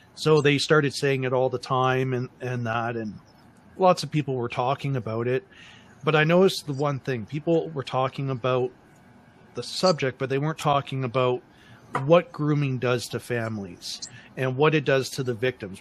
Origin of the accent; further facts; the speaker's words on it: Windsor, Ontario, Canada; when I was growing up, I grew up in Windsor, Ontario